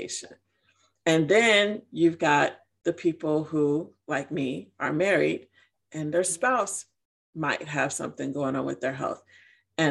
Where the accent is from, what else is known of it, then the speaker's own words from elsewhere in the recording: Chicago, Illinois, United States; moved away as an adult; now in Georgia, United States; I'm from Chicago. I'm from Illinois.